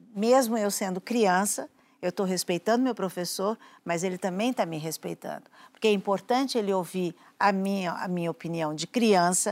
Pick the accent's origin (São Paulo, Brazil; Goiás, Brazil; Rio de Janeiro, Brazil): São Paulo, Brazil; eu sou da Lapa